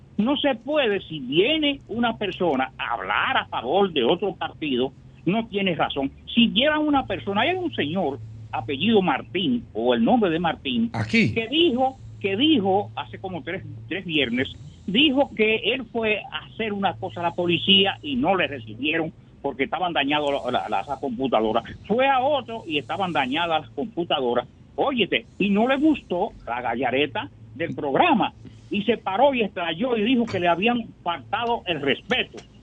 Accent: Dominican Republic; Yo soy un dominicano deportista

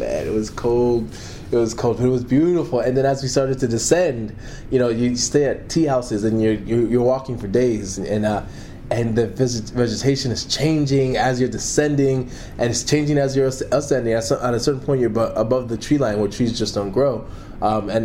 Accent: Maryland, United States; also born or lived in Washington, D.C.; I grew up in Maryland, but I was born in Washington

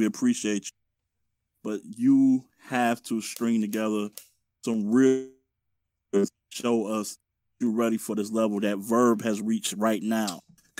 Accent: Detroit, Michigan, United States; I'm from Detroit. I'm from Detroit.

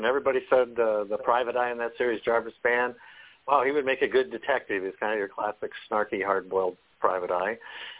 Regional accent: Des Moines, Iowa, United States; now in Westminster, Colorado, United States; Born and raised in Iowa, Des Moines, Iowa

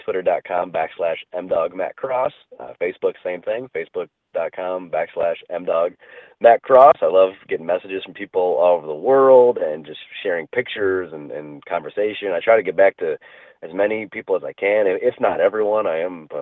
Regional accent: Cleveland, Ohio, United States; being born and raised in Cleveland.

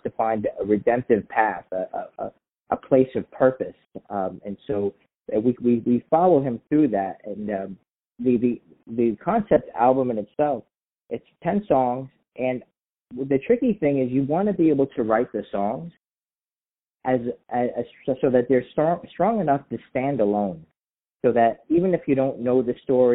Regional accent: New York City, New York, United States; also born or lived in Pennsylvania; now in Seattle, United States; I'm born and raised in Staten Island, New York

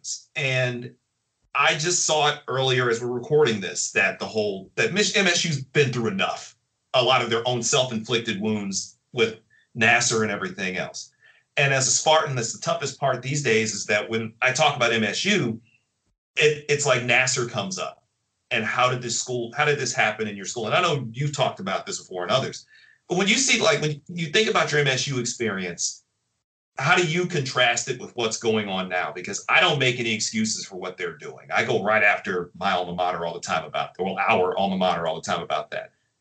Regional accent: Detroit, Michigan, United States; Rosedale Park, like the city.

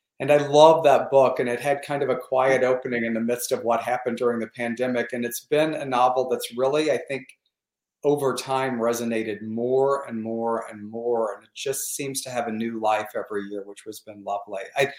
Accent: the Ozarks, United States; also born or lived in Michigan, United States; now in Palm Springs, United States; growing up in the Ozarks, I was fascinated with, we were in Tornado Alley, is what they called it.

